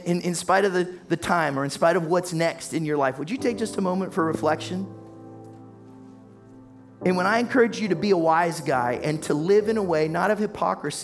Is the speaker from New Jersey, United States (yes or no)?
no; Warren, Ohio, United States; I grew up in Warren, Ohio